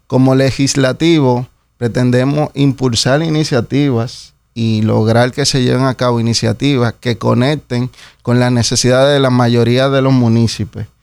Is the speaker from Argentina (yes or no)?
no; Dominican Republic; Nosotros tenemos un acento. De hecho, eh, hasta la manera en la que nos expresamos es muy, muy auténtica de aquí